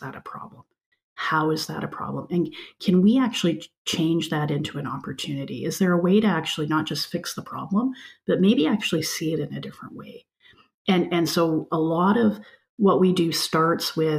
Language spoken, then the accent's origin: English; British Columbia, Canada; now in Alberta, Canada; I grew up in British Columbia in a much more diverse environment